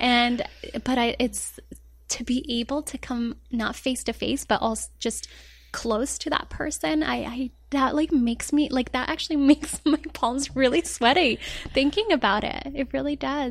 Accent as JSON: {"language": "English", "town": "Denver", "region": "Colorado", "country": "United States", "tie": "born or raised there", "also_born_or_lived": "Rabat, Morocco", "lives_now": "Los Angeles, United States", "said": "I was raised in Colorado"}